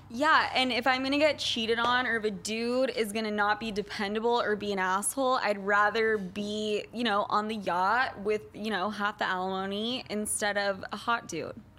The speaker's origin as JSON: {"language": "English", "region": "Utah", "country": "United States", "tie": "born or raised there", "said": "Growing up in Utah"}